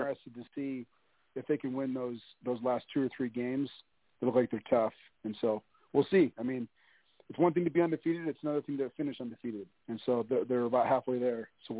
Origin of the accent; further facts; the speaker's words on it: Ohio, United States; I'm from Ohio